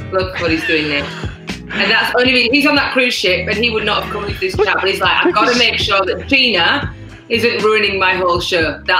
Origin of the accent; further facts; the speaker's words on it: Yorkshire and the Humber, United Kingdom; now in Melbourne, Australia; I'm from Yorkshire in the UK.